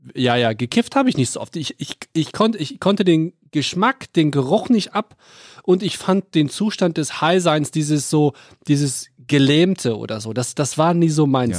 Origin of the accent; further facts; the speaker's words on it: North Rhine-Westphalia, Germany; ich bin ja am Niederrhein aufgewachsen, so ungefähr zehn Kilometer vor der niederländischen Grenze Venlo.